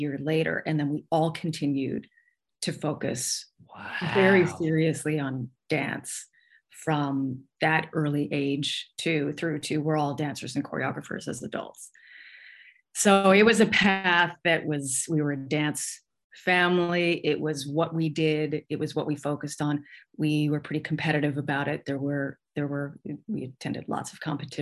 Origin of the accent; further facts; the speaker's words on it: Edmonton, Alberta, Canada; also born or lived in New York / Santa Monica; now in Vancouver, Canada; I'm originally from Edmonton